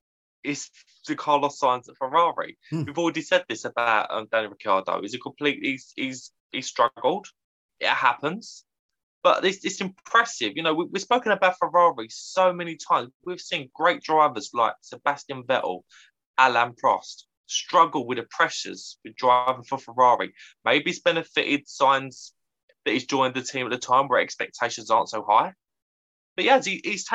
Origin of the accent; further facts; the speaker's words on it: United Kingdom; As a British motorsport fan